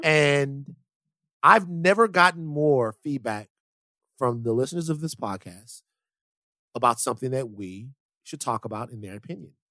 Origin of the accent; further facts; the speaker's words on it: South Louisiana, United States; I am from South Louisiana